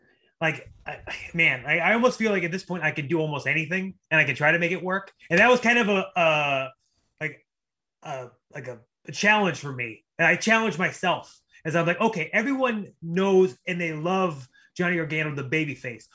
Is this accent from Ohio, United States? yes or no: yes; Cleveland, Ohio, United States; I'm a kid from Cleveland, Ohio